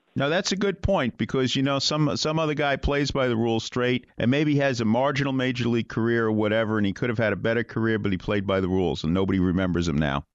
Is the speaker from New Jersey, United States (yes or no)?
no; New York, United States; when I was a boy growing up in New York